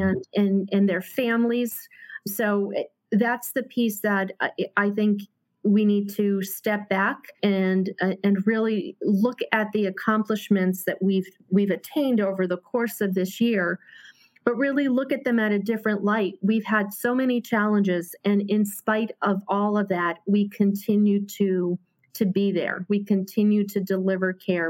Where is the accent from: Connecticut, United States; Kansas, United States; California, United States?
Connecticut, United States; Hartford; born and raised in Hartford